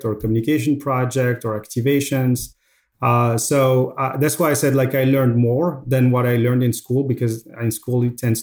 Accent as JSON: {"language": "English", "town": "Casablanca", "region": "Casablanca-Settat", "country": "Morocco", "tie": "born or raised there", "also_born_or_lived": "France / Dubai", "second_language": "English", "moved": "as an adult", "said": "Home is Morocco. I was born and grew up in Casablanca, Morocco"}